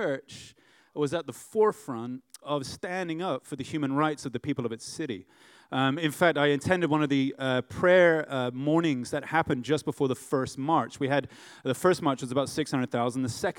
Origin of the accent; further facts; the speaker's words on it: Runnymede, South East England, United Kingdom; born there; also born or lived in United States; I was born in Runnymede, Negham. And they said, well, that's just up the road. And I'm like, I'm home. I've never been there, but, you know, other than when I was born. I left here when I was 7 and lived in the U.S. for 4 years.